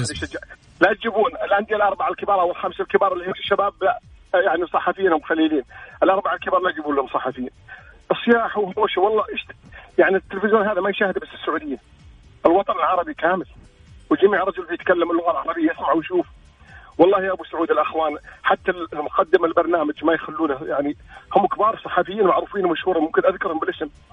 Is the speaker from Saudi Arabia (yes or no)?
yes; Al-Ahsa, Eastern Province, Saudi Arabia; انا من الشرقيه